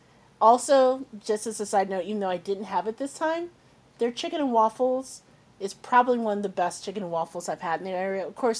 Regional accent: Midwest, United States; so I spent a good portion of my life, even though I was raised in the Midwest, down South

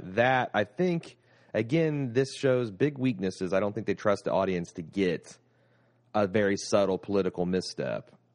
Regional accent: United States

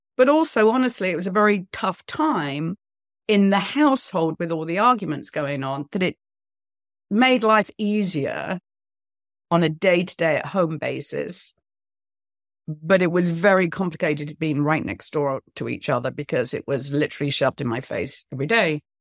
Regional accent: United Kingdom; moved away as an adult; also born or lived in New York / Los Angeles; now in United States; I'm British

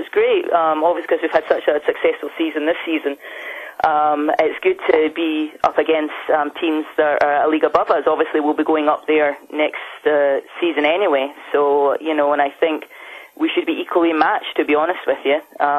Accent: United States; now in United Kingdom; Well, I'm originally from America, so when I first joined the team, there was two …, so they started calling me …, and then it got shortened to ….

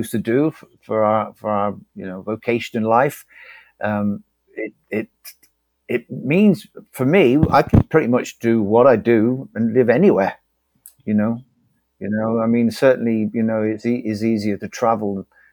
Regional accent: Bristol, South West England, United Kingdom; moved away as an adult; also born or lived in Liverpool / Leeds / Herefordshire / London; now in Brazil; I moved from Bristol to Liverpool when I was 18

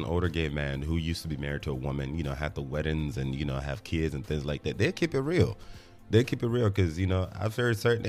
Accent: Nigeria; As a Nigerian, I went to church every weekend.

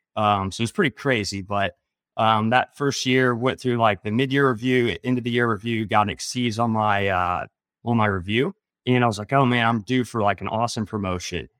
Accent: Indiana, United States; I grew up in Indiana

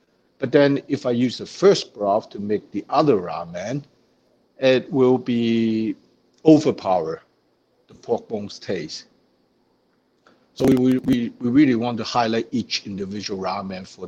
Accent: China; now in Winnipeg, Canada; Where I come from, my hometown in China, is pretty famous for the chili oil

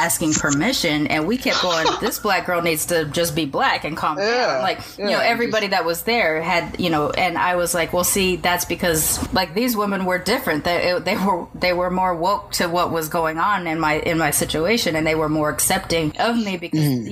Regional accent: Long Beach, California, United States; also born or lived in Sacramento; I grew up mostly in Long Beach and also Sacramento

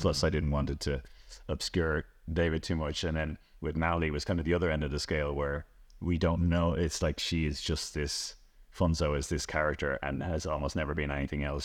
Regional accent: Celbridge, County Kildare, Ireland; I grew up in Selvedge

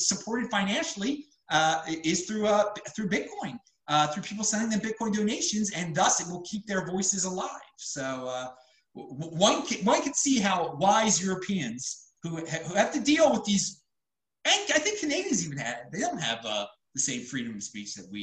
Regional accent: Baltimore, Maryland, United States; I'm from Baltimore. I grew up in the suburbs of Baltimore, Maryland

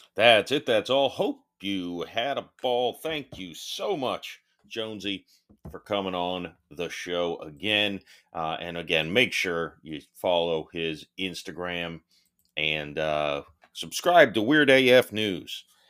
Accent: Florida, United States; I grew up in Florida

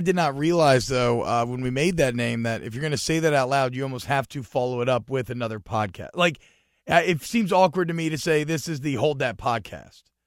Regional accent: Georgia, United States; I grew up in Georgia

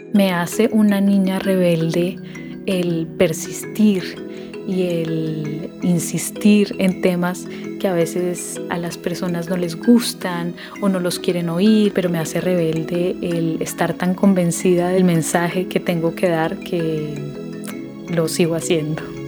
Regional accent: Colombia; soy colombiana

